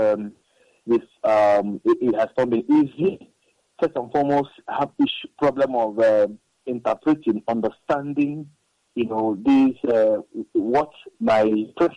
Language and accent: English; Nigeria; I am come from Nigeria. I'm a Nigerian